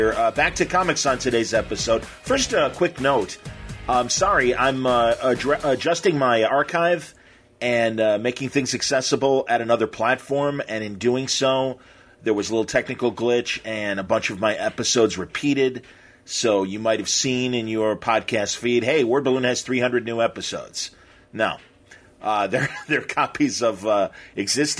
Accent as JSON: {"language": "English", "region": "Midwest", "country": "United States", "said": "we're both from the Midwest"}